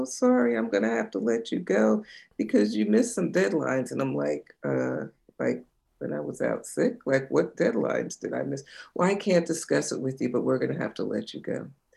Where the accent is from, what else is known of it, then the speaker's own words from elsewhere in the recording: New Jersey shore, United States; I grew up in New Jersey on the shore